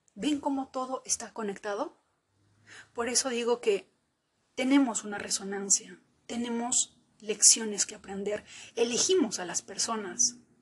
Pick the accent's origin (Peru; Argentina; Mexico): Peru; bendita la hora en que nací en Perú